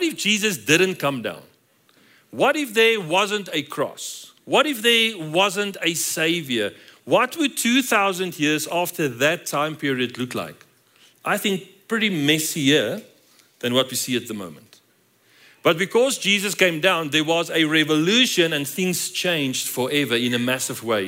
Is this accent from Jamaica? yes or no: no; South Africa; moved away as an adult; now in Colorado Springs, United States; we're from South Africa